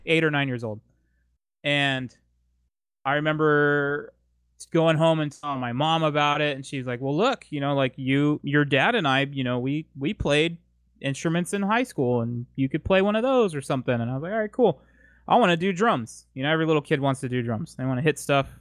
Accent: San Diego, California, United States; I am born and raised in San Diego, California

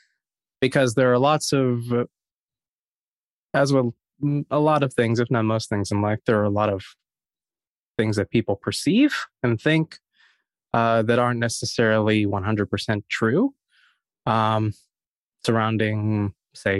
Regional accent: Harrisonburg, Virginia, United States; JMU is in my hometown. So I was a townie at the school

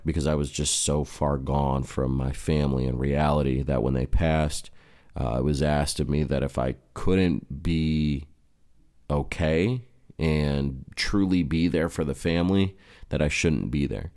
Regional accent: United States; As an American

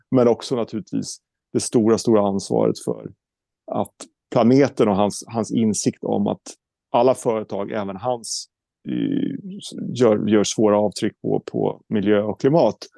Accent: Norrköping, Östergötland, Sweden; born there; Eh, jag är född i Norrköping, men eh, jag kan ingenting i Norrköping

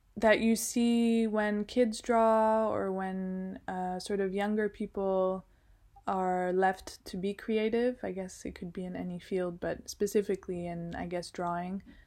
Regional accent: Geneva, Switzerland; also born or lived in Colombia (ancestry) / United States (ancestry) / Milan, Italy / London, United Kingdom; now in Ritoma, China; I grew up in Geneva, Switzerland

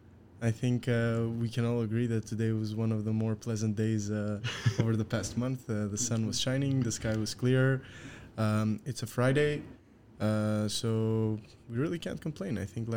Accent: Greece; I am 25 years old. I come from Greece

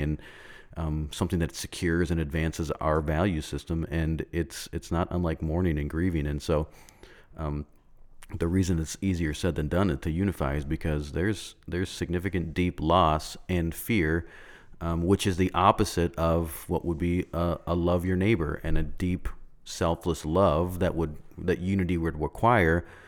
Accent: United States; we as Americans

